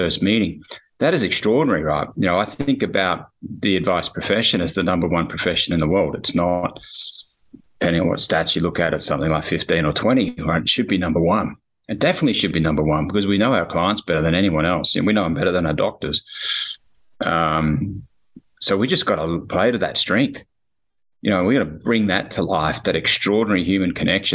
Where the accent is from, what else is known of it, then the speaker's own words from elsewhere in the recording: Australia; So I'm obviously Australian.